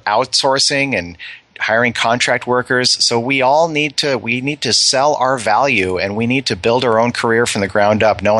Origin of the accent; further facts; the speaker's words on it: California, United States; Over there, I was an American from Silicon Valley.